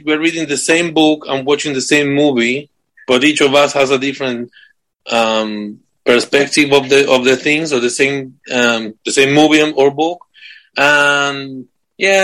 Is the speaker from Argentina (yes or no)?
yes; Argentina; moved away as an adult; also born or lived in United States; now in United Kingdom; I'm from Argentina.